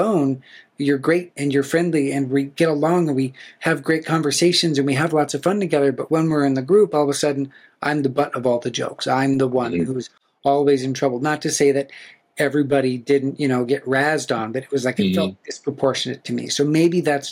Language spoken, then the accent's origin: English; Black Hills of South Dakota, United States; I grew up in the Black Hills of South Dakota